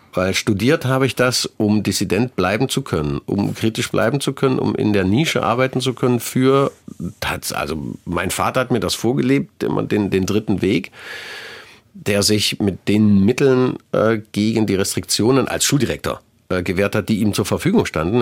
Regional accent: Leipzig, Saxony, Germany; zum einen ist es meine Heimatstadt, ich bin hier geboren, ich kenne hier jede Ecke

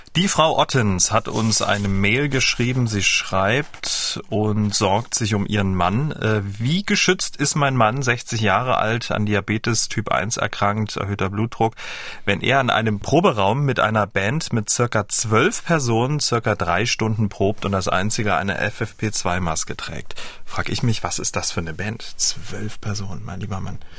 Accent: Dresden, Saxony, Germany; Ich kam ja aus dem Teil der Ahnungslosen aus Dresden und wir hatten ja nur DDR 1

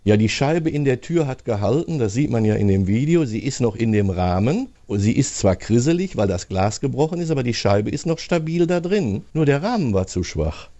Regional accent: Hagen, North Rhine-Westphalia, Germany; aus meiner Heimatstadt

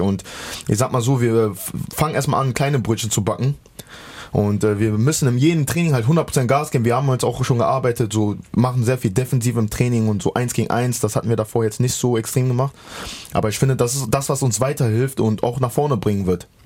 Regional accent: the West, western Germany, Germany; moved away as an adult; now in Halle, Germany; ich bin im Westen halt groß geworden und aufgewachsen und bis mein 20. Lebenjahr da gewesen

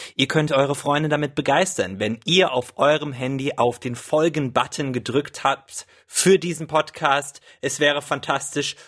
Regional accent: Wiesbaden, Hesse, Germany; moved away; ich komme aus Wiesbaden ursprünglich

